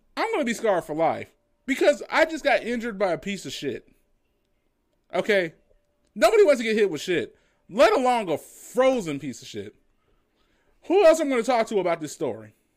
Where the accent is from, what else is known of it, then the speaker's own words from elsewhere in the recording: United States; I'm an American